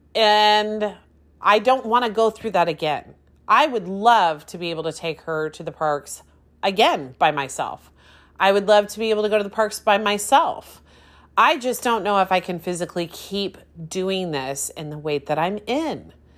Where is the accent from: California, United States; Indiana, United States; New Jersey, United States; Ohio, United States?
California, United States; Anaheim; I grew up in Anaheim. I grew up right near Disneyland